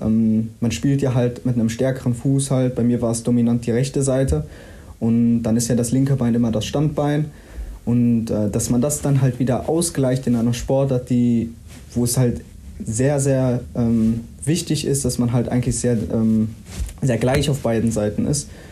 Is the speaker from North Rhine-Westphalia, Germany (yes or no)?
yes; Willich, North Rhine-Westphalia, Germany; also born or lived in Mönchengladbach; now in Dortmund, Germany; ich bin ja in Gladbach geboren, bin hier in Willig aufgewachsen.